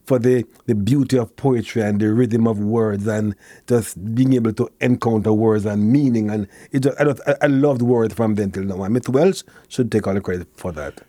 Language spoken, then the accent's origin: English; Kingston, Jamaica; born or raised there